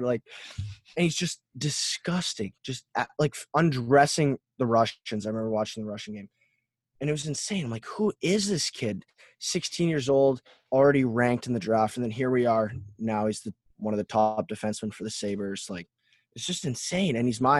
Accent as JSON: {"language": "English", "country": "Canada", "moved": "yes", "said": "I'm from Canada. We have a major junior team in my hometown."}